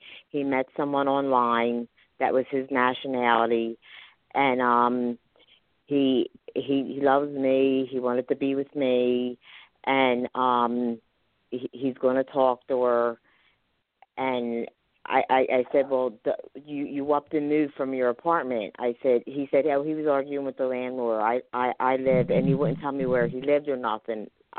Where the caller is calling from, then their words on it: Philadelphia, Pennsylvania, United States; I'm calling from Philadelphia, Pennsylvania.